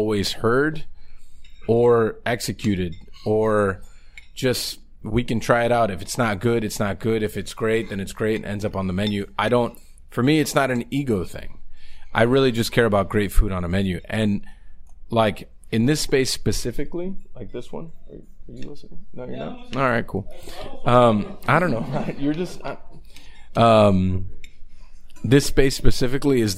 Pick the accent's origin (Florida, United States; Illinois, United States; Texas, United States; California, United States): Florida, United States; Miami; I'm definitely from Little Havana